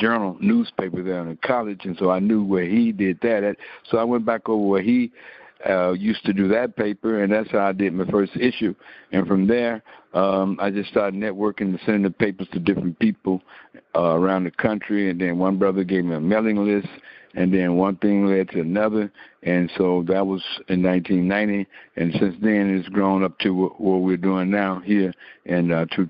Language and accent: English; Memphis, Tennessee, United States; And I'm from Memphis, and you got Jerusalem on here.